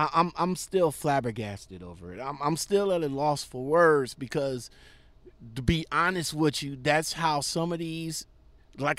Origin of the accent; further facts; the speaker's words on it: Ohio, United States; my hometown of Ohio